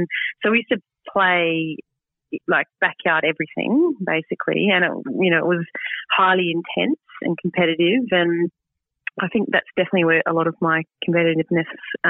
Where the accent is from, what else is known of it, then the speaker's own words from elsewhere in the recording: Boorowa, New South Wales, Australia; moved away as an adult; now in Sydney, Australia; some friends that I grew up in Boorowa